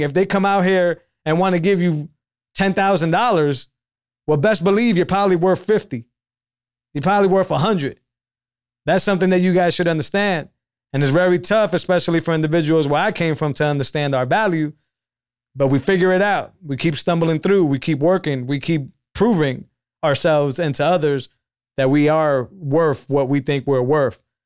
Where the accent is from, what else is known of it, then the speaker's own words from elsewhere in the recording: Northeast, United States; I grew up in the Northeast